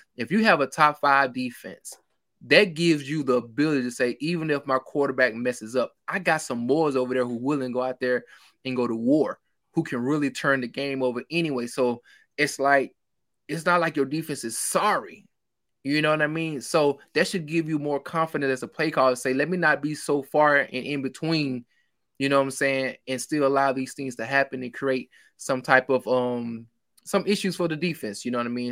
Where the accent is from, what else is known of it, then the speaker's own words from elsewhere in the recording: Mississippi, United States; I'm country, I'm from Mississippi